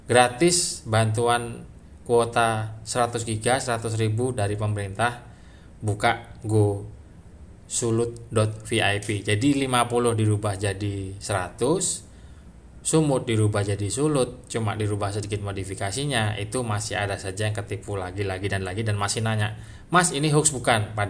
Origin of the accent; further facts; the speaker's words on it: Java, Indonesia; Kalau bahasa Jawanya kata kata etak gitulah ya karena saya Jawa ya.